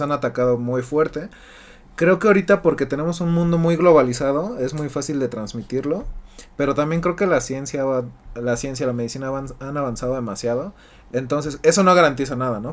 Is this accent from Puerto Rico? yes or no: no; Mexico; nosotros como mexicanos